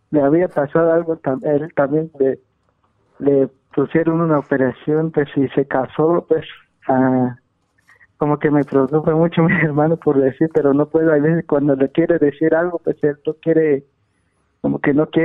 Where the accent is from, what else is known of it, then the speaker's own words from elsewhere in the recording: Guatemala; Soy de Guatemala.